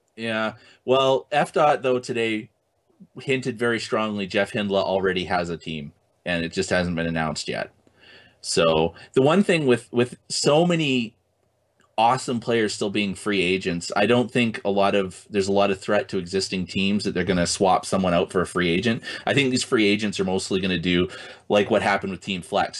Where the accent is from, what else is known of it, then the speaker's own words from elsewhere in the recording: Canada; I'm Canadian